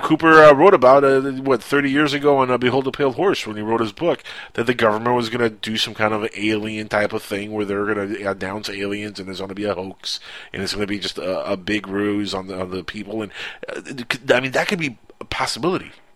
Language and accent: English; Cuba; English is a second language; now in Miami, United States; my English is good. It's really good, even though I'm, I am from the Cuban land